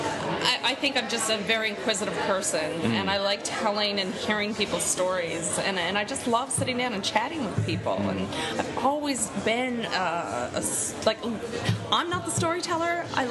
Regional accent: Newfoundland and Labrador, Canada; Well, I am a Newfoundlander.

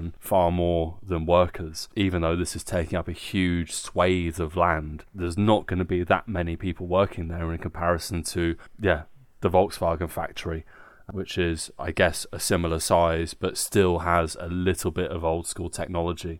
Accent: Guildford, South East England, United Kingdom; moved away as an adult; now in Nuremberg, Germany; in my hometown Guildford

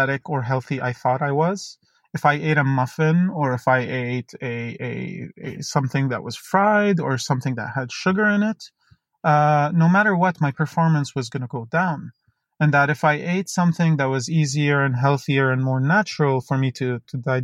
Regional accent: Dubai, United Arab Emirates; I grew up in Dubai. I was born there to polar opposite parents

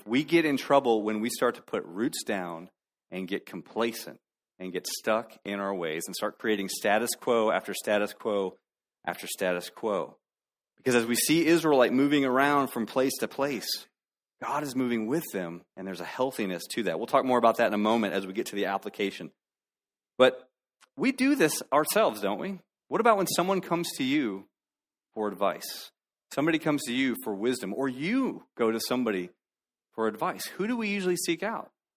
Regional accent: South Florida, United States; moved away; When I was a kid, I grew up in South Florida. And part of being a Floridian was access to Disney World

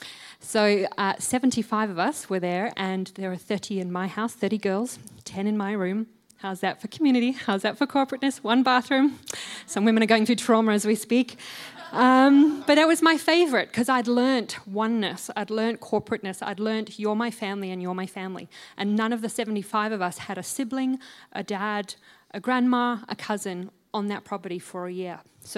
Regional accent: Botswana; also born or lived in New Zealand; So I was born in New Zealand. Don't punish me. Born in New Zealand. And as a three-month-old baby, our family left and we went to Botswana in Africa.

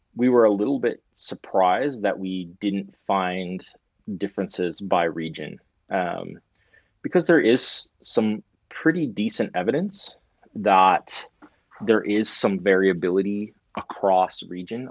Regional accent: Canada; as a Canadian

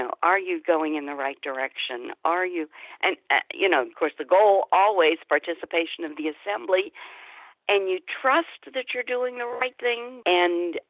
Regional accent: Pittsburgh, Pennsylvania, United States; I grew up in Pittsburgh

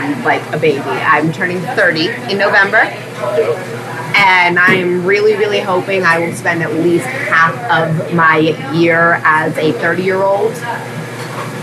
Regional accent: New Hampshire, United States; I was born and raised in New Hampshire

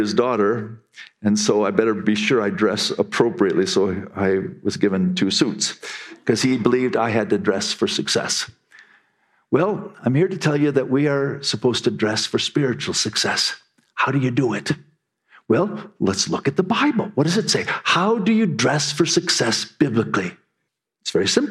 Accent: United States; we Americans

